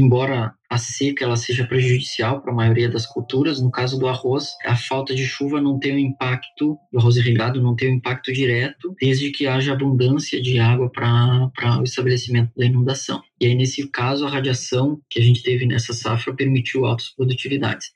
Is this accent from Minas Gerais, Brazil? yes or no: no; Rio Grande do Sul, Brazil; eu sou natural do Rio Grande do Sul